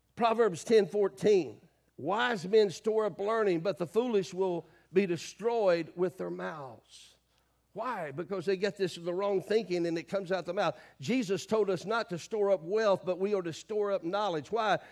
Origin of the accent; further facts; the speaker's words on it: the South, United States; I grew up in the South